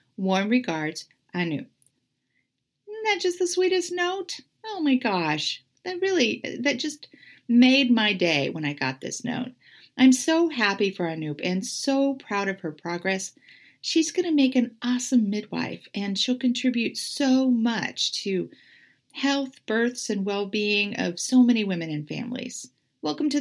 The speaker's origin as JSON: {"language": "English", "region": "California", "country": "United States", "tie": "born or raised there", "moved": "yes", "lives_now": "Portland, United States", "said": "My home state"}